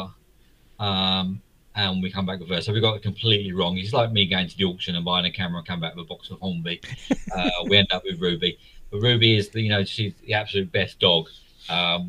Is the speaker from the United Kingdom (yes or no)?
yes; London, United Kingdom; I was born in East London.